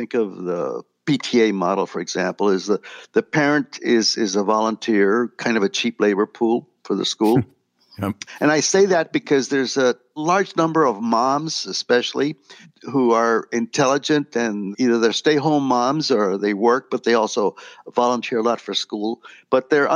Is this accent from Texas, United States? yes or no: yes; Laredo, Texas, United States; moved away as an adult; also born or lived in Del Rio, Texas; now in San Antonio, United States; I grew up in Laredo, a border town, border with Mexico.